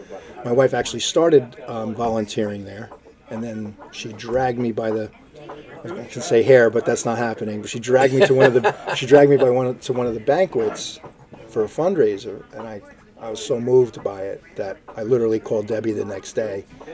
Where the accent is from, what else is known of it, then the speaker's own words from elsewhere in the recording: Hawthorne, United States; So I'm from Hawthorne.